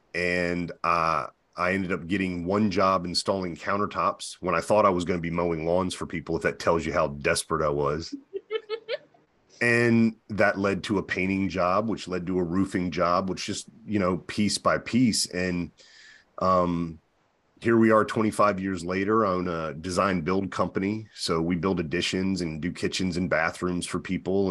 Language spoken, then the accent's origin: English; Virginia, United States; now in New Hampshire, United States; I'm from Virginia, but I live in New Hampshire